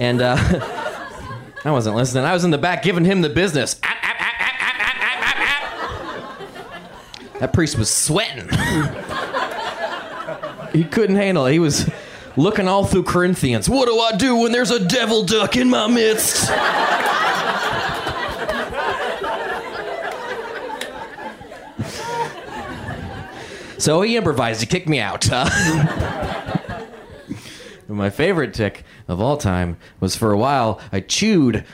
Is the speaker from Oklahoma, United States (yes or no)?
no; Indiana, United States; I had a very weird childhood growing up in Indiana